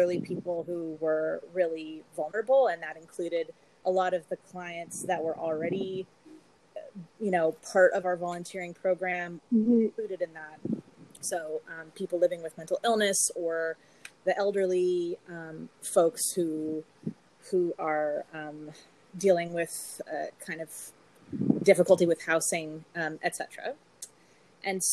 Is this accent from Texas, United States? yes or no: no; Los Angeles, California, United States; moved away as an adult; now in Montreal, Canada; I am from Los Angeles, and I moved here from LA about 15 years ago.